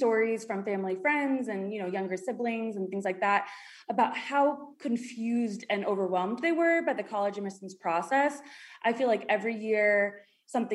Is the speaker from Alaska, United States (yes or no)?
no; New York, United States; moved away as an adult; also born or lived in Miami; So I'm from New York originally, and then I went down south to the University of Miami